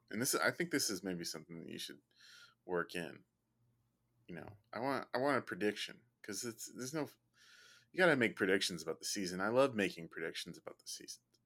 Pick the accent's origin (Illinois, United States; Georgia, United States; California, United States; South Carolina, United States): Illinois, United States; Chicago; I'm from Chicago.